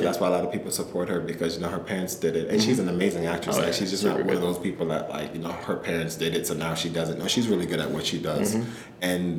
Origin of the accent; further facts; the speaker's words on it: Washington, District of Columbia, United States; moved away as an adult; also born or lived in Jamaica; now in New York, United States; I moved from Jamaica with my parents into Washington, D.C. when I was 5 years old.